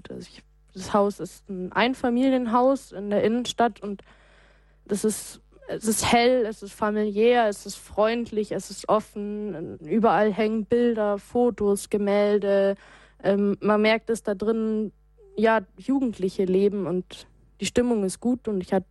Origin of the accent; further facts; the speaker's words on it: Munich, Bavaria, Germany; ich bin in München aufgewachsen, ich bin hier in den Kindergarten gegangen, ich bin hier zur Schule gegangen